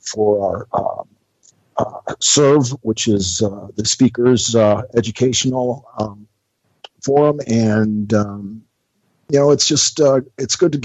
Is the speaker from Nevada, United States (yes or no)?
no; Tampa, Florida, United States; also born or lived in Indiana; growing up in Tampa was just really good to me